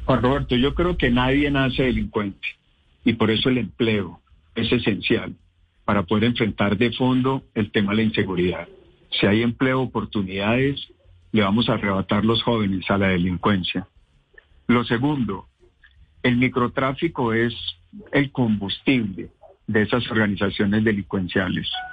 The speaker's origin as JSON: {"language": "Spanish", "town": "Pensilvania", "region": "Caldas", "country": "Colombia", "said": "yo soy de Pensilvania Caldas, un pequeño pueblo, y me inicié como concejal y alcalde"}